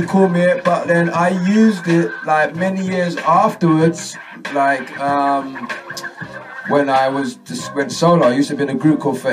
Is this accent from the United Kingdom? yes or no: yes; London, United Kingdom; also born or lived in Croydon; I'm from South London.